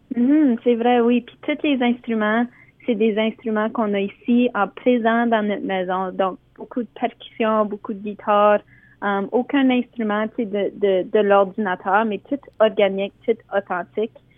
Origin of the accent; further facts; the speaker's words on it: Sudbury, Ontario, Canada; je viens, comme tu dis, de Sudbury, où ce que on a appris à parler anglais et français en même temps